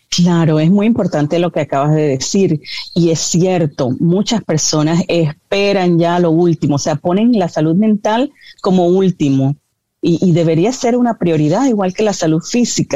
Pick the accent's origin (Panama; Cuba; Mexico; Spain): Panama; now in United States; mi país, yo soy de Panamá